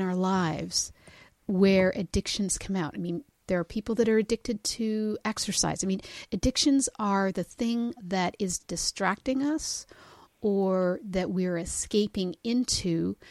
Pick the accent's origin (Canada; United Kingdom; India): Canada; we're Canadian